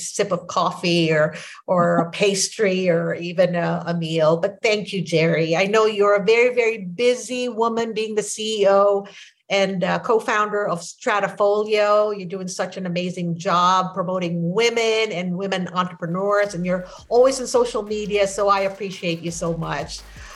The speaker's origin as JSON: {"language": "English", "country": "Philippines", "tie": "born or raised there", "first_language": "Filipino", "second_language": "English", "moved": "as an adult", "lives_now": "United States", "said": "English is my second language. Filipino is my first language"}